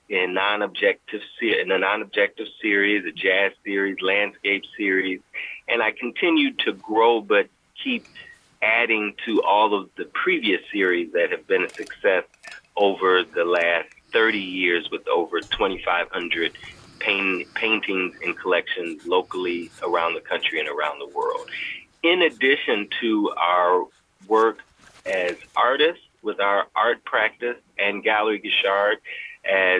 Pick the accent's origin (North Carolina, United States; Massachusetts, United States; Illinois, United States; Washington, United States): Illinois, United States; Chicago; I am a South Side of Chicago artist, born and raised on the South Side in the Rosemore area, which is near the Pullman District